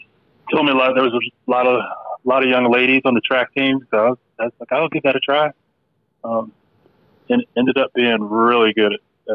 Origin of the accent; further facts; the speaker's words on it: Germany; born there; But I was born in Germany, and I think when it's all said and done, I think my family ended up being in nine years there. So half my childhood, right, spent back and forth to Germany.